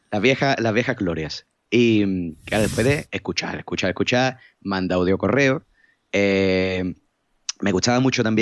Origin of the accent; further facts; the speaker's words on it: Cádiz, Andalusia, Spain; le he dicho a mi, a un amigo de, mi novio que soy de Cádiz, que, que vivo en BG no sé qué